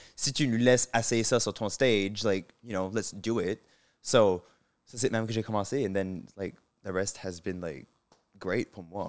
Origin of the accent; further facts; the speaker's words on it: Moncton, New Brunswick, Canada; accent: southeast New Brunswick Acadian; first language French; moved away; j'ai l'accent pur du sud-est